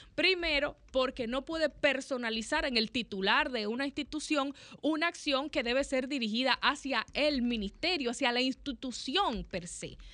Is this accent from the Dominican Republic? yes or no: yes; Dominican Republic; nosotros como dominicanos